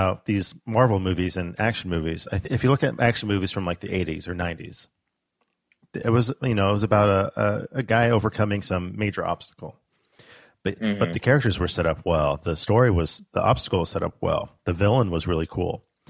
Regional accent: Alaska, United States; I'm from Alaska.

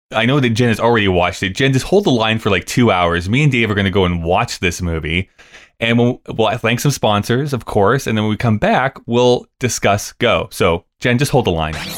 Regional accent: Rocky Mountain House, Alberta, Canada; also born or lived in Lethbridge; growing up in Rocky Mountain House or going to school in Lethbridge

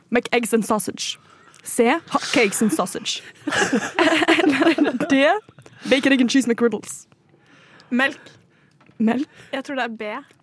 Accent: Trøndelag, Norway; Nei, jeg er trønder.

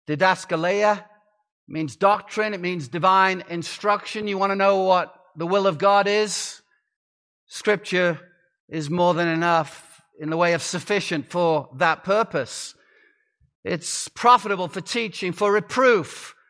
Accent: Arizona, United States; I come from the Grand Canyon State, though my accent does not reveal that now. But I've lived in Arizona for some time, and we're called the Grand Canyon State because that's where the Grand Canyon is.

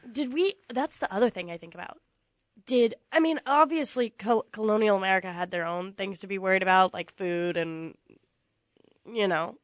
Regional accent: Virginia, United States; I am from Virginia

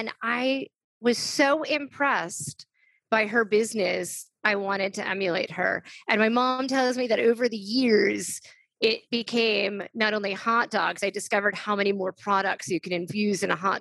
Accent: New York City, New York, United States; I grew up in New York City

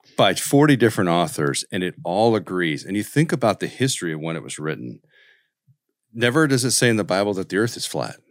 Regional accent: Colorado, United States; I'm from Colorado

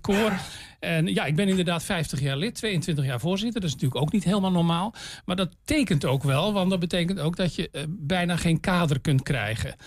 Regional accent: Zeeland, Netherlands; now in Almelo, Netherlands; ik, kom, van oorsprong niet uit Twente. Ik ben een Zeeuw

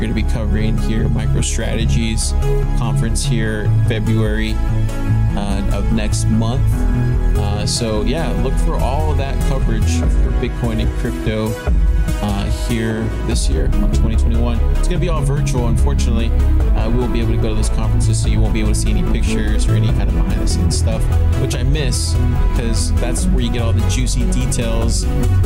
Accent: United States; being an American citizen

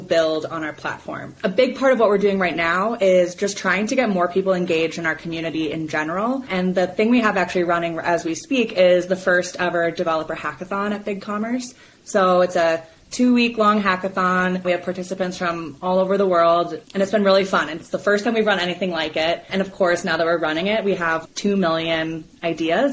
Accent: Minnesota, United States; now in Colorado, United States; I live in Colorado, and I'm from Minnesota

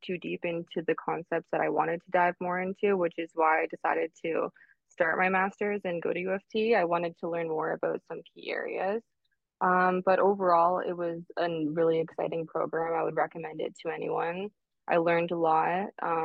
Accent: Toronto, Ontario, Canada; I was born and raised in Toronto, Ontario

